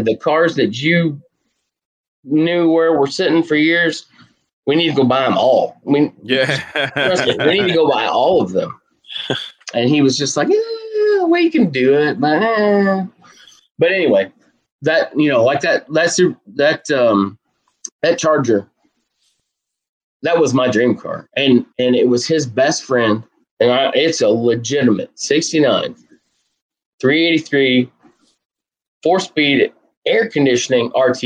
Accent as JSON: {"language": "English", "country": "United States", "also_born_or_lived": "Western Kentucky", "said": "I'm from Southern Indiana, Western Kentucky. That area in the middle of the country"}